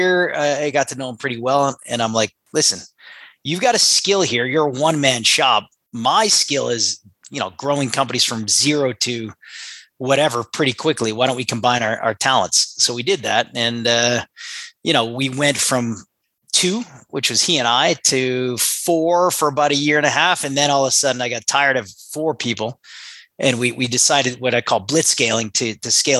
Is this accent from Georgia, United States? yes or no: no; Connecticut, United States; also born or lived in Lewiston, Maine; I grew up in Connecticut, actually. Okay. We moved to Connecticut when I was 4 years old from Lewiston, Maine, where I was born.